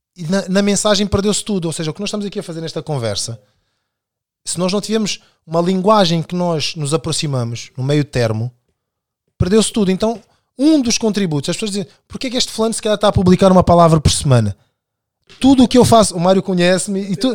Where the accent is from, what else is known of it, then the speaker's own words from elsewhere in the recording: Amadora, Lisbon, Portugal; also born or lived in Angola / Buraca; E sou angolano, nascido em Angola, uh, crescido inicialmente de quando venho para Portugal em 91 na Cova da Moura e depois na Buraca